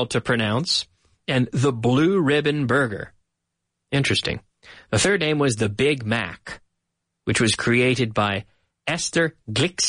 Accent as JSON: {"language": "English", "region": "Nova Scotia", "country": "Canada", "tie": "born or raised there", "moved": "as an adult", "lives_now": "Madrid, Spain", "said": "My hometown in Nova Scotia"}